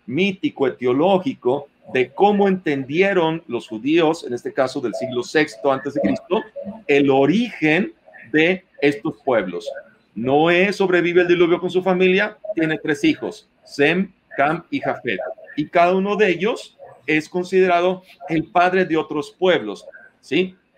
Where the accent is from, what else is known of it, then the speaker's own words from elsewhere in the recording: Mexico; Nosotros como mexicanos tenemos formas de hablar